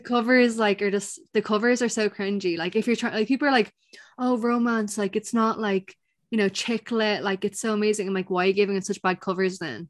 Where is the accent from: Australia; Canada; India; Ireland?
Ireland; I'm Irish